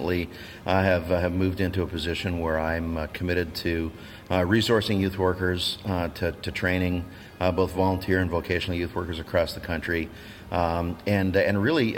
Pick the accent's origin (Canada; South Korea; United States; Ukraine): Canada; I'm a Canadian